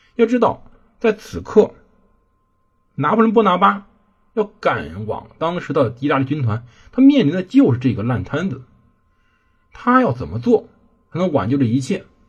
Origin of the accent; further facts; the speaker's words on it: China; 我们是中国人